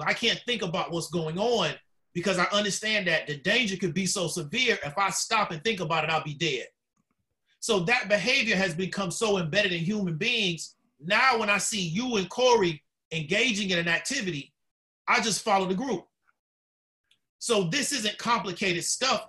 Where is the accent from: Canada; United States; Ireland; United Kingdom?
United States; Orlando, Florida; also born or lived in Tampa, Florida; I'm a Florida native, uh, born in Tampa, moved to Orlando, uh, pretty much raised in West Orlando